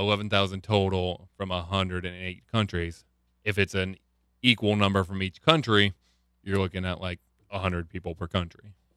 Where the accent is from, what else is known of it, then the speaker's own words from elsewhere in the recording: Lincoln, Nebraska, United States; I come from Lincoln, Nebraska